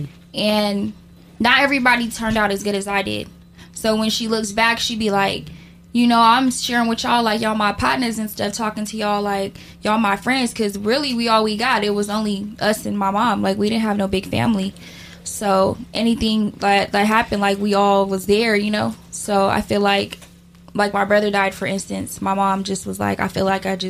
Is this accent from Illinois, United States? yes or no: no; Sacramento, California, United States; I'm from Sacramento, Oak Park to be exact